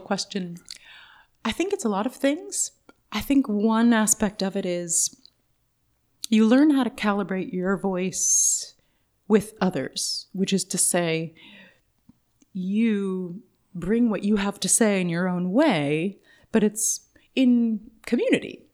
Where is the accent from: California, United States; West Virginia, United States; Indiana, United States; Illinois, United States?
California, United States; Oakland; I grew up near the Big Lake in central Oakland, Lake Merritt